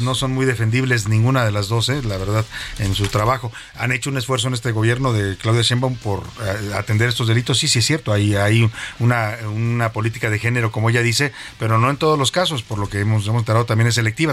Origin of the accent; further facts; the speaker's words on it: Los Altos de Jalisco, Mexico; yo soy originario de los Altos de Jalisco